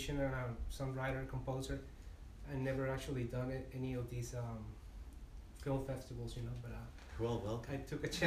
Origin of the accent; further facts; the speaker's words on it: Caracas, Capital District, Venezuela; I'm from Venezuela, I was born in Caracas